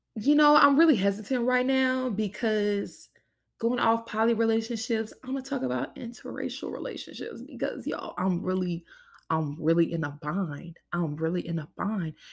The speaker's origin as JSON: {"language": "English", "region": "Louisiana", "country": "United States", "tie": "born or raised there", "said": "I was born and raised in Louisiana"}